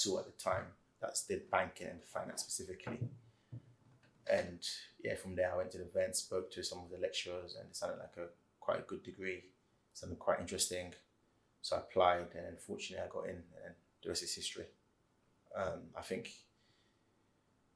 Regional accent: London, United Kingdom; I grew up in Wembley, Northwest London

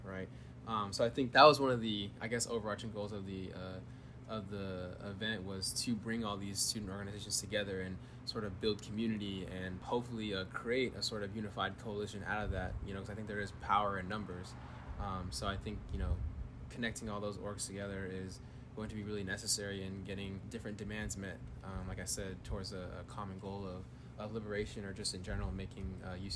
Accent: Bay Area, California, United States; moved away as an adult; now in Isla Vista, United States; I'm from the Bay Area

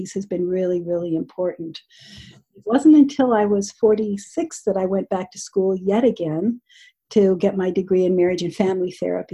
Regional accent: Southern California, United States; I grew up in Southern California in the United States

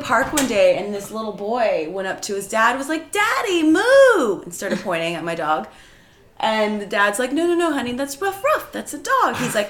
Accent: Los Angeles, California, United States; I was born and raised here in Woodland Hills.

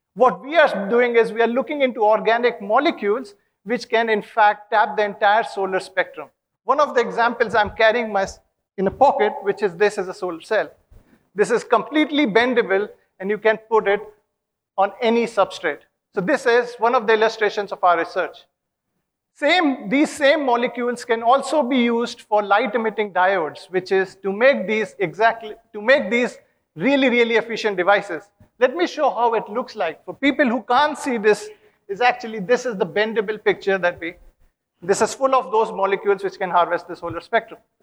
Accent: Kanpur, Uttar Pradesh, India; now in Sydney, Australia; I come from Kanpur

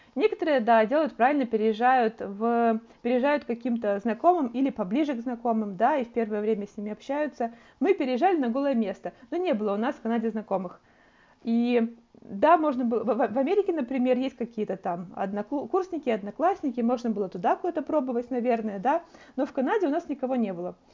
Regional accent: Belarus; moved away as an adult; now in Toronto, Canada; у нас в Беларуси

